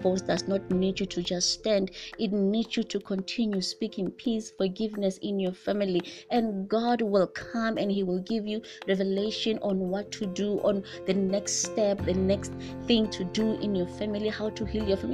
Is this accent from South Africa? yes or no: yes; South Africa; in my culture as a South African